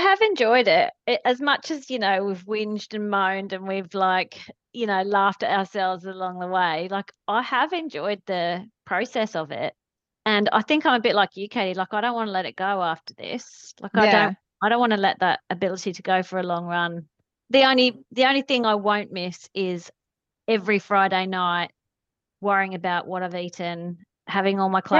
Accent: England, United Kingdom; now in Australia; growing up in England, you don't really get the best swimming coaching.

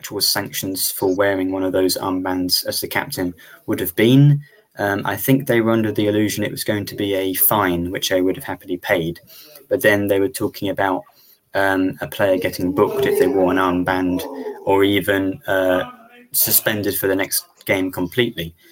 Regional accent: England, United Kingdom; as an Englishman

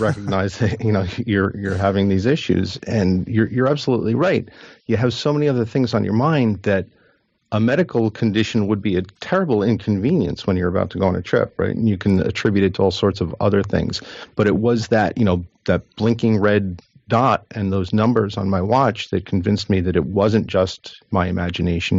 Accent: New Jersey, United States; I'm from New Jersey

